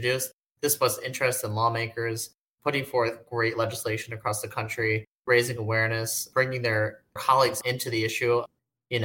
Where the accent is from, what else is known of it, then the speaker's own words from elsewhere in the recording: Rhode Island, United States; moved away as an adult; also born or lived in Indianapolis, Indiana; now in Washington, D.C., United States; I am from Rhode Island originally, born, raised, and went to college